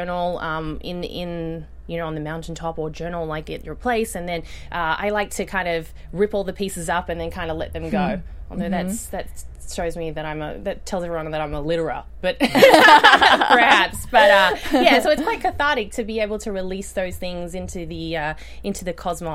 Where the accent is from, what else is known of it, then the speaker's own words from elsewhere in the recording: Australia; moved away; you can tell from my accent, I grew up in Australia.